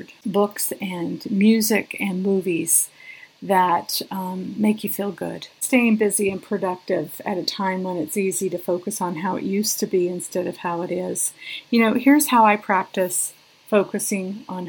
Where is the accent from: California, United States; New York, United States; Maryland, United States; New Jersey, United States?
California, United States; Sierra Nevada; I was born and raised up in the Sierra Nevadas